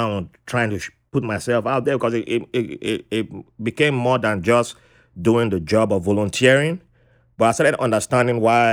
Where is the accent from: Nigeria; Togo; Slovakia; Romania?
Nigeria; moved away as an adult; also born or lived in Fairfax County, Virginia / New York; I grew up in Nigeria